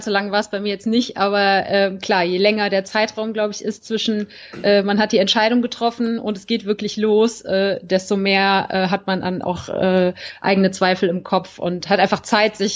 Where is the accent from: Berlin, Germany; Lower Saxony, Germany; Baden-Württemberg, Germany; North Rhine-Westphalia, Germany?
North Rhine-Westphalia, Germany; Cologne; ich bin zwar in Köln geboren und aufgewachsen, ja